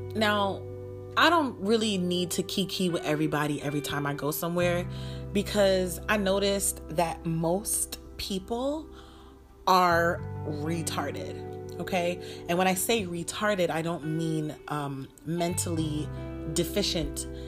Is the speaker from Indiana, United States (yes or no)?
no; New York, United States; moved away; I'm from New York and now I live in the desert